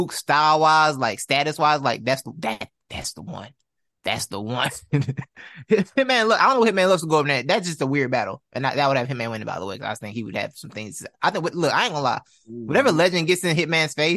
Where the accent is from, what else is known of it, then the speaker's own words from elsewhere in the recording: the South, United States; as a Southerner